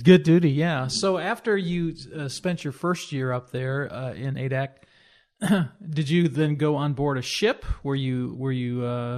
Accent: Rock Island, Illinois, United States; I grew up uh, in the Quad Cities area down in Rock Island, Illinois

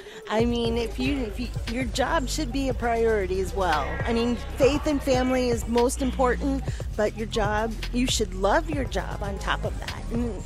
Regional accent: Ohio, United States; moved away; I'm from Ohio.

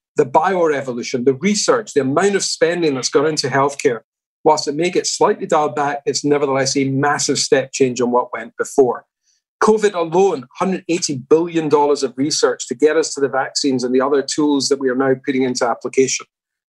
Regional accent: Glasgow, Scotland, United Kingdom; my hometown of Glasgow

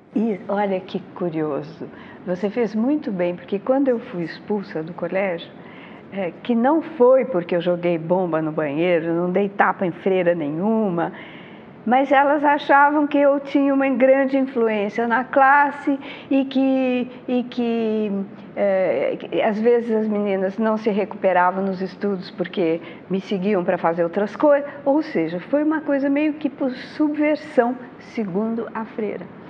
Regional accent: São Paulo, Brazil; Eu nasci em Higienópolis

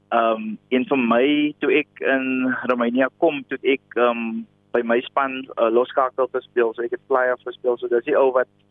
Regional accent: Ashton, Western Cape, South Africa; moved away; ek kom oorspronklik van Ashton in die Weskaap, pragtige dorpie

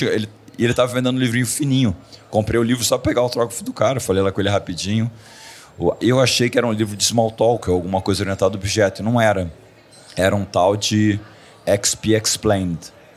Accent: Rio de Janeiro, Brazil; moved away as an adult; also born or lived in Silicon Valley / Miami; era no Rio, que é a minha cidade natal

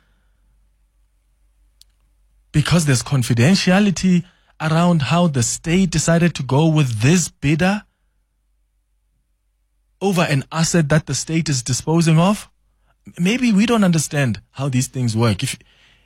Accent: South Africa; as a South African

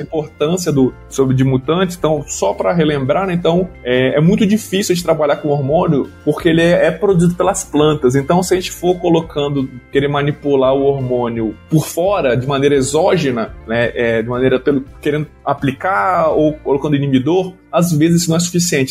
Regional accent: Vitória, Espírito Santo, Brazil; moved away as an adult; also born or lived in Viçosa / Gurupi, Tocantins; now in Lavras, Brazil; Eu sou natural do Espírito Santo, é, lá em Vitória mesmo

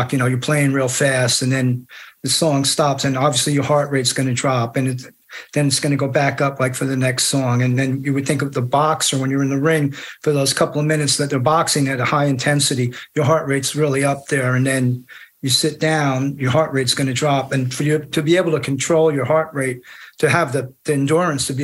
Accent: New Jersey, United States; Jersey, I'm from Jersey

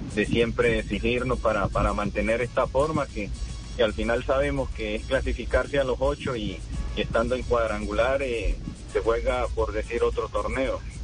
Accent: Colombia; nosotros como colombianos

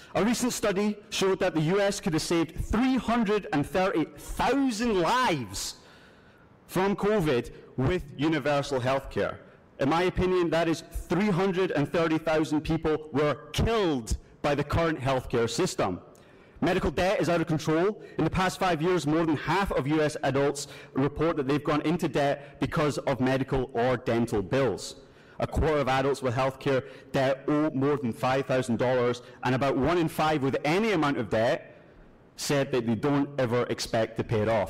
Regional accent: Scotland, United Kingdom; accent: Scottish; moved away as an adult; now in Kalamazoo, United States; if you can kind of hear the accent here, I'm not from these parts, I'm actually Scottish. So I had the luxury of growing up under a universal healthcare system

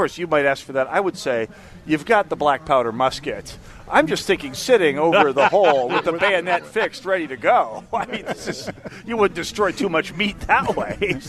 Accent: Jamestown, North Dakota, United States; now in Minnesota, United States; I grew up in Jamestown.

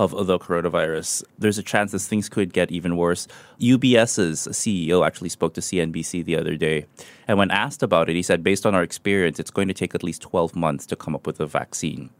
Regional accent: Manila, Metro Manila, Philippines; moved away; my hometown Manila

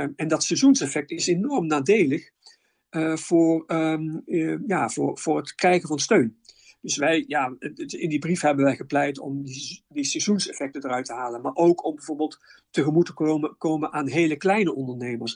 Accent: Netherlands; wij zijn als Nederlander

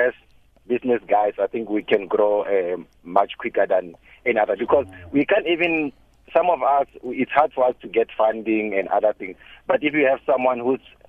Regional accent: Mabieskraal, North West, South Africa; now in Pretoria, South Africa; I'm actually from Madiskral

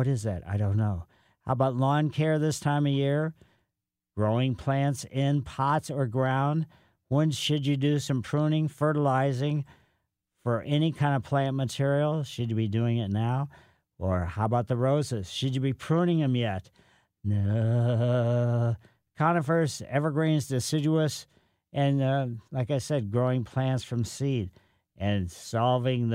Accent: Ellisville, Missouri, United States; moved away as an adult; also born or lived in Riverside, California / Santa Barbara, California; I grew up in Ellisville

